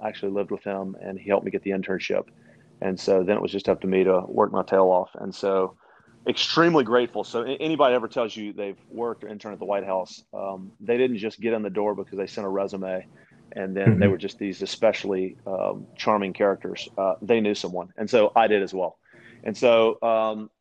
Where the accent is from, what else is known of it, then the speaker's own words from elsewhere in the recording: West Monroe, Louisiana, United States; also born or lived in Shreveport, Louisiana / Bossier City, Louisiana / Branson, Missouri; I was born and raised in the Louisiana, the great state of Louisiana, sportsman's paradise. And I lived in Monroe, West Monroe for the first 15 years